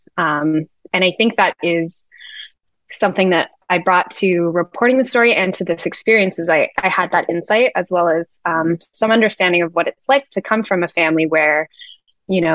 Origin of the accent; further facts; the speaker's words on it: Vancouver, British Columbia, Canada; I'm a member of the Muskeg Lake Cree Nation, which is in Treaty 6, but I grew up in Vancouver